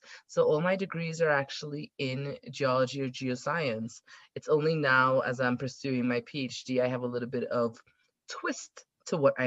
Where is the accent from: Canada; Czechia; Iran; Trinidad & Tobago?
Trinidad & Tobago; South Trinidad; moved away as an adult; also born or lived in Texas / Arkansas / Colorado; now in United States; I actually grew up in South Trinidad